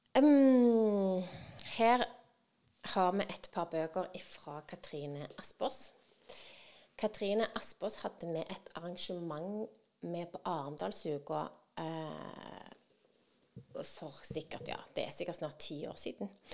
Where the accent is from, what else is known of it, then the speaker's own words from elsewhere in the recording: Norway; oss som nordmenn